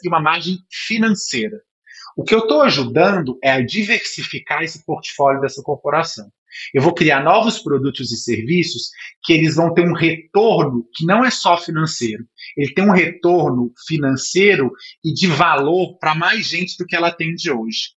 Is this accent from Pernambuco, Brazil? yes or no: no; Minas Gerais, Brazil; eu sou mineiro